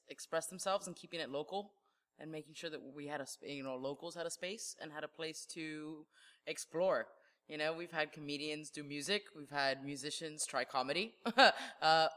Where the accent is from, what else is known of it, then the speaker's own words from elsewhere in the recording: Miami Springs, Florida, United States; We're from Miami Springs. So we went to Miami Springs and used our, hey, we graduated from Miami Springs Senior High